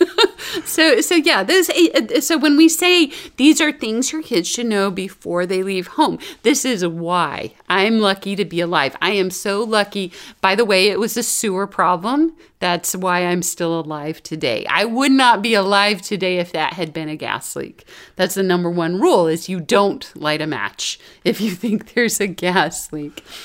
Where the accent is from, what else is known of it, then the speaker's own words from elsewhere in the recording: Florida, United States; I grew up in Florida